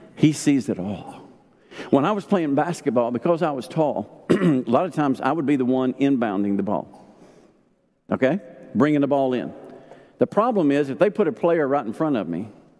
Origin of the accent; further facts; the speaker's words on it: Arkansas, United States; I grew up in Arkansas